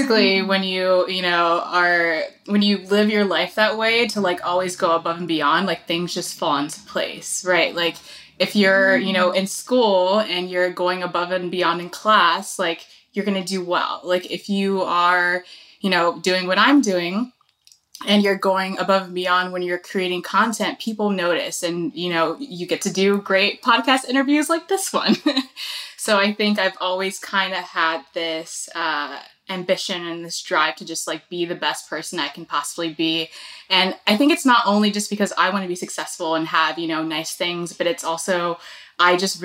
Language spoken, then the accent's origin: English; Chicago, Illinois, United States; moved away as an adult; also born or lived in Los Angeles; now in Texas, United States; I am born and raised in Chicago